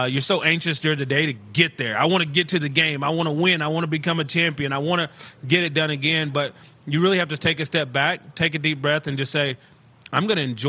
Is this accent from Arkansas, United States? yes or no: no; Jacksboro, Texas, United States; also born or lived in Mineral Wells, Texas; Well, I was born there because Jacksboro, my hometown